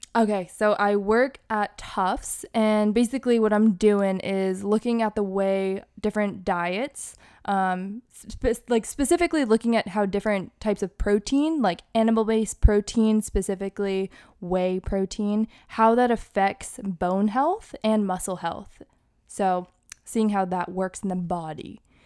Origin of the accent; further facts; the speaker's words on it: Hawaii, Massachusetts, United States; also born or lived in Boston, Massachusetts; I was born in the burbs of Massachusetts, and I grew up partially in Massachusetts, but I also grew up in Hawaii